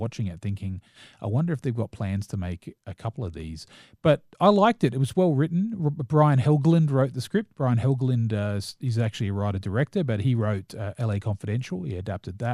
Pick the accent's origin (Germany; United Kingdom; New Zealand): New Zealand; I am a New Zealander